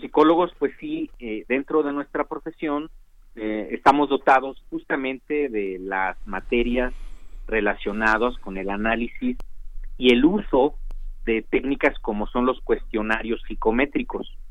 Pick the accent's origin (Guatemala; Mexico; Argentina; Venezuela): Mexico; nosotros como mexicanos